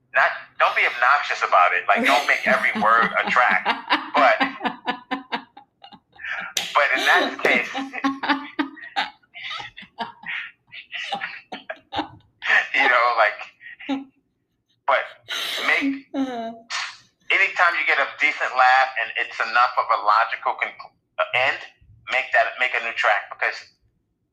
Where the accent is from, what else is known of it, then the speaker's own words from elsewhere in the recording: New York City, New York, United States; growing up in Brooklyn and growing up during like certain drug eras